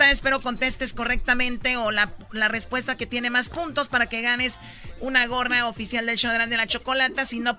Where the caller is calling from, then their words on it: El Paso, Texas, United States; Del Paso. Del Paso, Texas. El Paso.